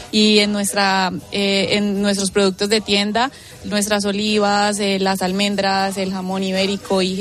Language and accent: Spanish; Colombia; now in Australia; Yo soy colombiana.